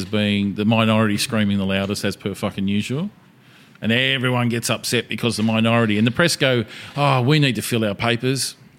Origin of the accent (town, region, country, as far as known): Australia